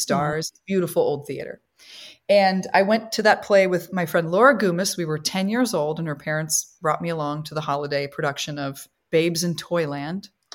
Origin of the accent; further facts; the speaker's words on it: Midwest, United States; moved away as an adult; also born or lived in Copley, Ohio / Chicago, Illinois; now in New York, United States; I'm a Midwesterner